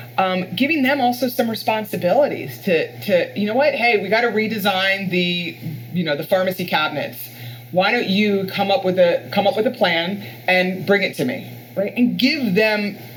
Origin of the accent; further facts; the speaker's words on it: Florida, United States; This is California where there's hills. And I'm from Florida where it's all flat.